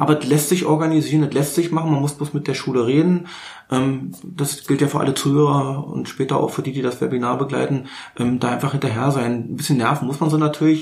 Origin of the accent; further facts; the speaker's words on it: Berlin, Germany; now in Bernau, Germany; Ja, ich bin richtig gebürtiger Berliner. Ich bin, ich sag's mal so schön, ich bin geborener Charité, äh, wenn auch zu DDR-Zeiten, ja. aber im Grunde genommen richtig Berliner. Ähm, wohne aber jetzt in Bernau.